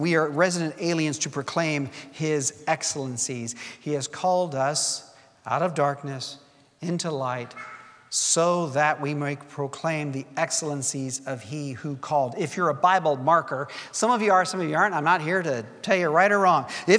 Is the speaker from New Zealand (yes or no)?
no; Bangladesh; English is a second language; moved away as an adult; You know, I've told you I was born in Bangladesh, lived there for 18 years of my life, and it was the same for Gail.